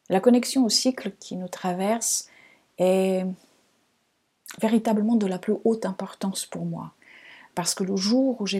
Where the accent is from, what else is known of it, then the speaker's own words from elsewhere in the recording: Lisbon, Portugal; born there; French is a second language; je suis née au Portugal, à Lisbonne. Vous avez peut-être entendu ici et là un petit accent. Donc, il vient de là-bas, même si on me dit souvent que je n'ai pas un accent portugais.